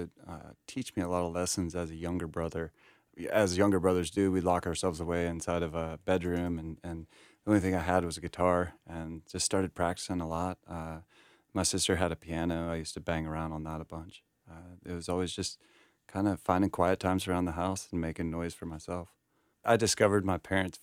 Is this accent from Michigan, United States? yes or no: no; Greensboro, North Carolina, United States; moved away as an adult; also born or lived in Scottsdale, Arizona; now in Charlotte, United States; I grew up in the South